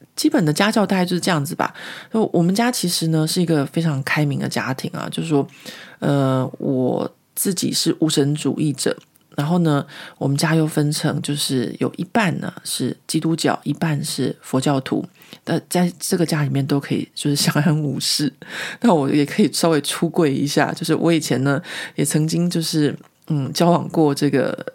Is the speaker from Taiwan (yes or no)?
yes; Taiwan; moved away as an adult; now in Paris, France; 我们从小在国立编译馆的教育下面长大